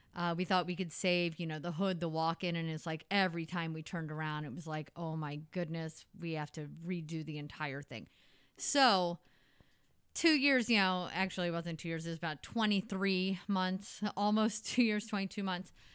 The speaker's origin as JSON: {"language": "English", "town": "Potosi", "region": "Missouri", "country": "United States", "tie": "born or raised there", "moved": "yes", "lives_now": "St. Louis, United States", "said": "I grew up in Potosi, Missouri."}